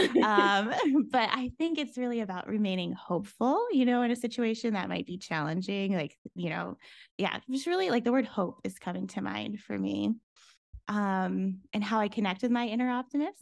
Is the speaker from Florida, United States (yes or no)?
yes; Florida, United States; moved away as an adult; also born or lived in New York City; I grew up in Florida, so moving to New York City